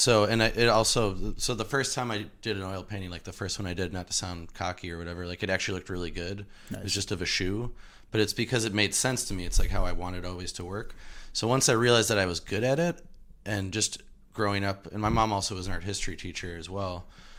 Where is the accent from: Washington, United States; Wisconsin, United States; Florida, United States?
Wisconsin, United States; Milwaukee; born or raised there